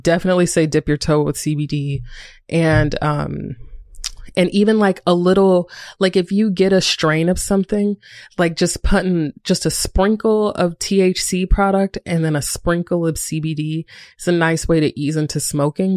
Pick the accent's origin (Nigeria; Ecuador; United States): United States; Greensboro, North Carolina; moved away as an adult; also born or lived in Durham, North Carolina; I was living in Durham, North Carolina, but I'm from Greensboro, North Carolina